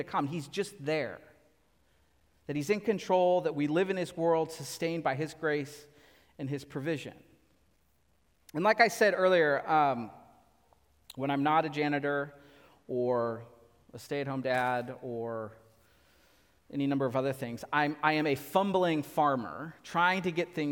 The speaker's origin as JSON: {"language": "English", "area": "Central Valley", "region": "California", "country": "United States", "tie": "born or raised there", "moved": "yes", "lives_now": "Southern California, United States", "said": "I grew up in the Central Valley. We grew up just with lots of tomatoes"}